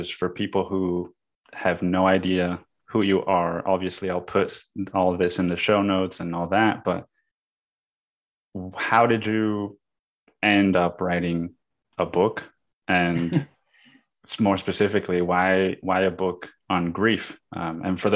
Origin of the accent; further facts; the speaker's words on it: Cancún, Quintana Roo, Mexico; moved away as an adult; also born or lived in California, United States; now in Austin, United States; I grew up in Cancun